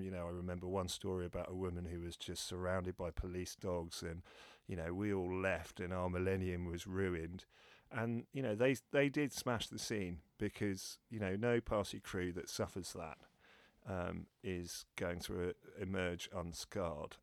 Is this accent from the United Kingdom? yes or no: yes; London, United Kingdom; I'm born and bred in London